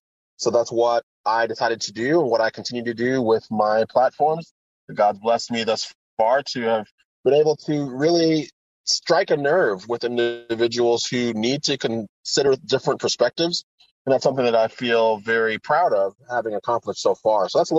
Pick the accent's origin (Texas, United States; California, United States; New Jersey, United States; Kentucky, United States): Texas, United States; San Antonio; now in Houston, United States; Originally, I'm from San Antonio, Texas. I was homeschooled. I'm the second oldest of nine children. And I've moved all around the world. And moving to Houston, where I live now, is actually my 22nd move.